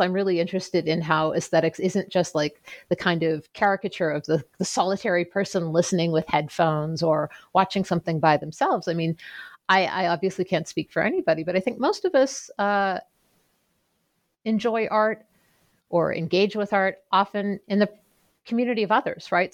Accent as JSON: {"language": "English", "town": "Pittsburgh", "region": "Pennsylvania", "country": "United States", "tie": "born or raised there", "said": "I grew up outside of Pittsburgh um, okay. in a suburb south of the city"}